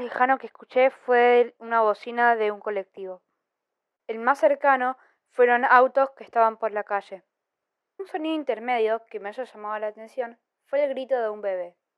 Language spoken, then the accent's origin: Spanish; Argentina; tengo 11 años y soy de Argentina.